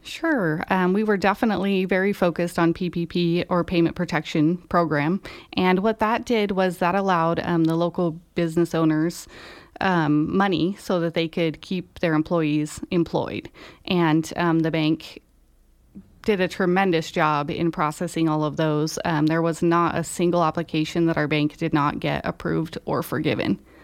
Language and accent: English; Reno, Nevada, United States; moved away as an adult; also born or lived in Idaho; now in Grass Valley, United States; I was born in Idaho, and, um, in elementary school, we moved to Northern Nevada, and then, um, spent the majority of my young adult life in the Reno area